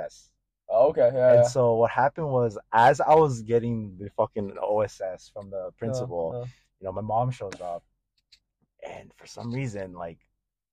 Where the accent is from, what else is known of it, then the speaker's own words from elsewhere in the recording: Killeen, Texas, United States; first language Korean; English is a second language; I was born and raised here